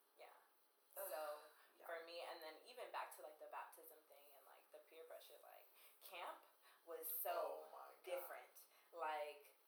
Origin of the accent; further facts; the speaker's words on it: United States; me as an American